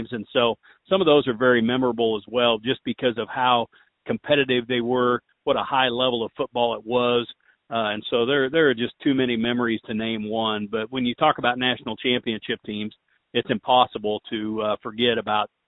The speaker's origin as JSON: {"language": "English", "town": "Pittsburgh", "region": "Pennsylvania", "country": "United States", "tie": "born or raised there", "said": "growing up in Pittsburg and being around it my whole life"}